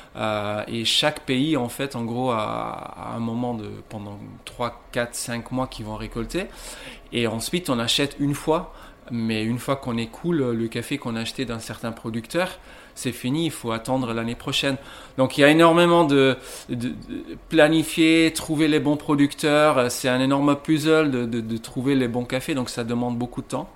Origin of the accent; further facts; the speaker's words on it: Ghent, Flanders, Belgium; moved away as an adult; now in Lille, France; je viens de Gand en Belgique